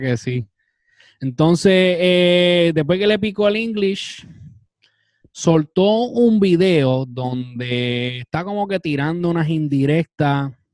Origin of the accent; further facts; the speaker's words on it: Puerto Rico; Como puertorriqueños